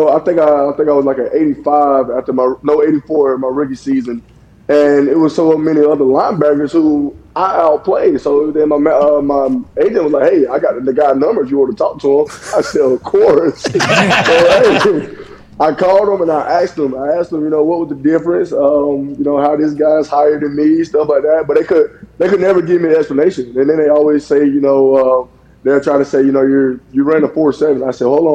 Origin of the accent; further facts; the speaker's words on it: Lake View, South Carolina, United States; I come from Lakeview. I graduated with 63 students.